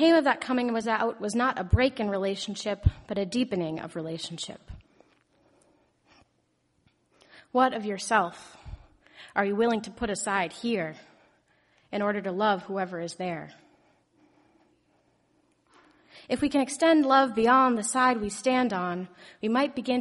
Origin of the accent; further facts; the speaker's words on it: Lexington, United States; my hometown just next door in Lexington